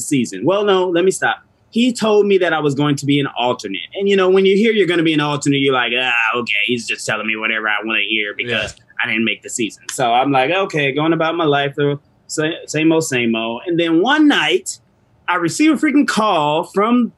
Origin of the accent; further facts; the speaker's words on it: Orangeburg, South Carolina, United States; I'm from South Carolina, which is like a country spot in Orangeburg.